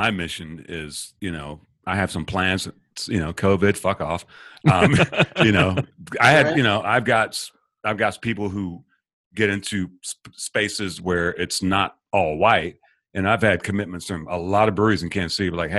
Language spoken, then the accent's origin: English; England, United Kingdom; It's an English mile, just like me. If you didn't know, Des, I'm born and raised in England.